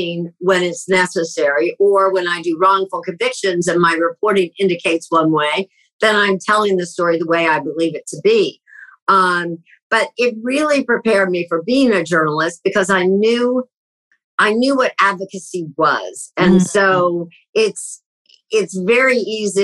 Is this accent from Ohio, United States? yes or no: yes; Columbus, Ohio, United States; moved away as an adult; also born or lived in Baltimore / Cleveland / Chicago / New York; I grew up in Columbus